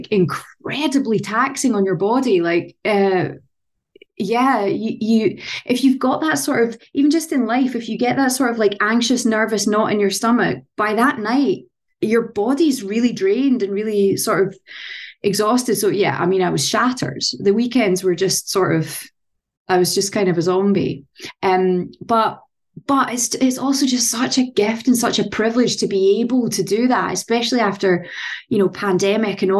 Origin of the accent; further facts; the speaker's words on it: Scotland, United Kingdom; accent: Scottish; a Scottish actor